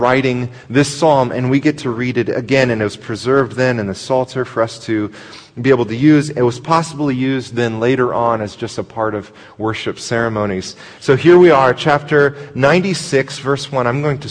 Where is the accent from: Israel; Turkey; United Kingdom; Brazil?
Brazil; born there; I was born in Brazil, so I speak Portuguese and I have citizenship